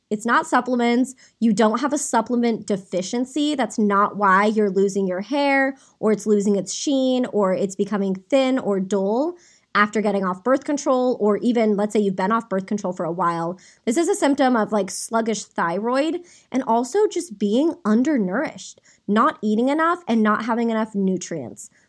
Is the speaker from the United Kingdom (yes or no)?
no; Saratoga, California, United States; I was born and raised in Saratoga, California